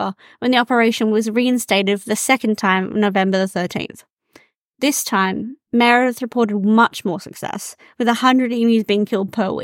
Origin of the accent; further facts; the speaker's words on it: Australia; It's our duty as Australian citizens.